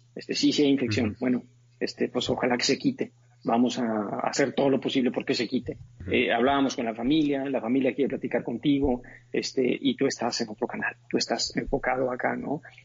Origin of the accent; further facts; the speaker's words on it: Monterrey, Nuevo León, Mexico; also born or lived in Montreal / New York; yo nací en Monterrey, Nuevo León en una familia es muy bonita